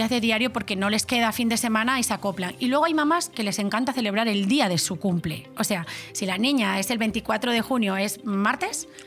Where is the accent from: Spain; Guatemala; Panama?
Spain; Extremadura; porque soy extremeña y pues yo qué sé, pues me gustaría llevar a veces, pues tenemos nuestras